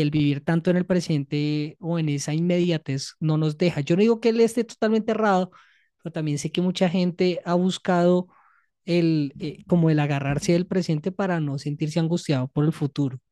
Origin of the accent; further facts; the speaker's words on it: Colombia; nosotros como colombianos y colombianas